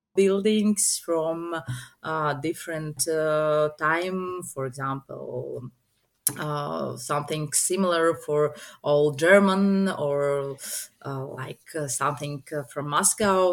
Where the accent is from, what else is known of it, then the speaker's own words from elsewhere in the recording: Riga, Latvia; i'm from riga riga is the capital of latvia